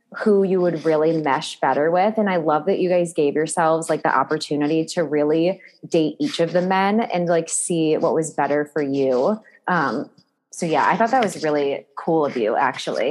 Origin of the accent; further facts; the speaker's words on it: Cleveland, Ohio, United States; now in Newport Beach, United States; I'm from Ohio